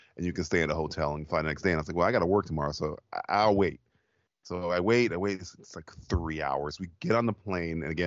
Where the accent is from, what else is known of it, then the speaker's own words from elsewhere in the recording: Florida, United States; I'm from Florida